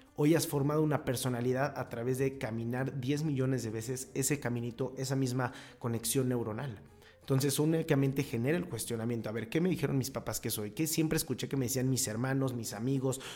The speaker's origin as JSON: {"language": "Spanish", "country": "Mexico", "said": "yo soy imputual porque soy mexicano"}